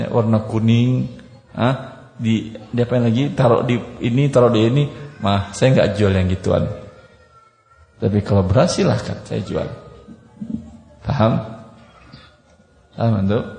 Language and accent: Indonesian; Padang, West Sumatra, Indonesia; Saya orang Padang. Tahu saya tabiat sebagian pedagang orang Padang.